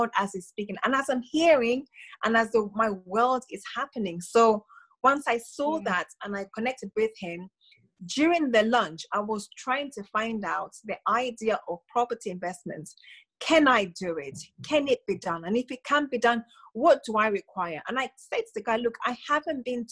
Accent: Zambia; moved away as an adult; now in United Kingdom; growing up in Zambia, we were told, or I was brought up being told, you go to school, get a job, go to uni

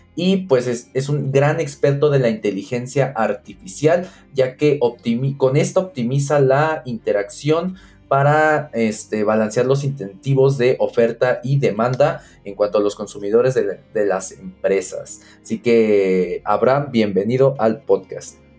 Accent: Mexico; nosotros, no sé, como mexicanos

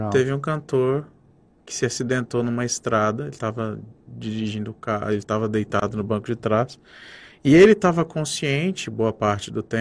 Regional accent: Brazil; A gente é brasileiro

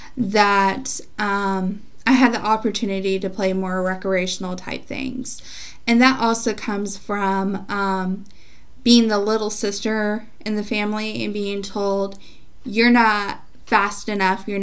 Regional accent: West Virginia, United States; moved away; West Virginia because it's my home state

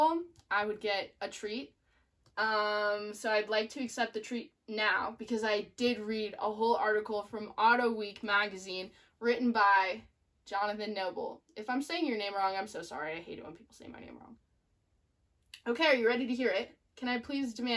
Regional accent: United States; I'm an American gal

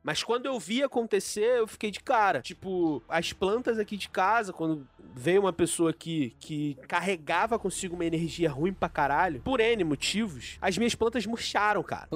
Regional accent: Baixada Fluminense, Rio de Janeiro, Brazil; Eu sou da Baixada

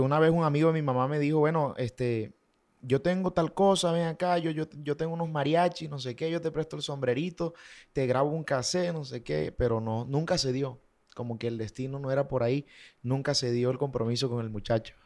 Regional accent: Valledupar, Cesar, Colombia; also born or lived in Bucaramanga; nací en Bucaramanga, eh, me crié en Valledupar

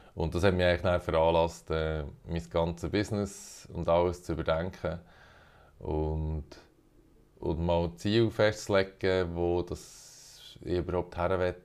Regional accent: Bern, Switzerland; moved away as an adult; now in Zürich, Switzerland; Ich komme ursprünglich aus Bern, aber wohne schon ein Moment in Zürich

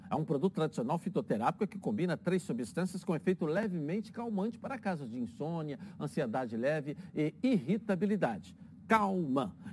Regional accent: Petrópolis, Rio de Janeiro, Brazil; É, sempre acompanhando, você sabe que sou petropolitano.

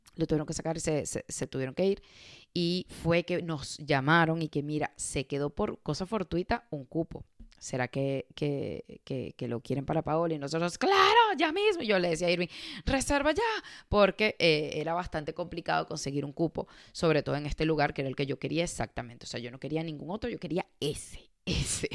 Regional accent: Caracas, Capital District, Venezuela; moved away as an adult; Caracas, que es la, la ciudad donde yo nací en Venezuela

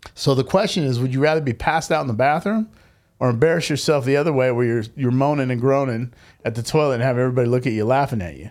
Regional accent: United States; growing up in America

